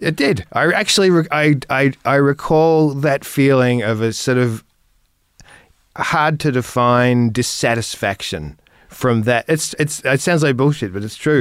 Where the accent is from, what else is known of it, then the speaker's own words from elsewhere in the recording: same area as Nick Cave, Victoria, Australia; I grew up in, at the same, around the same area with one of the other people who's been on your show, Nick Cave. Um, we grew up, um, in the same region